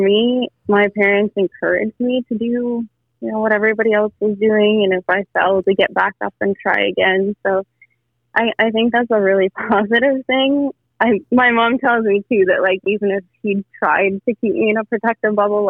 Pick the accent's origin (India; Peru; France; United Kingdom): Peru; now in Canada; I was born in Canada and moved to Peru.